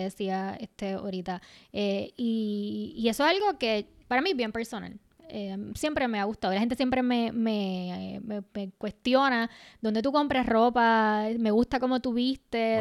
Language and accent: Spanish; Puerto Rico; lo que somos nosotras, las puertorriqueñas y las latinas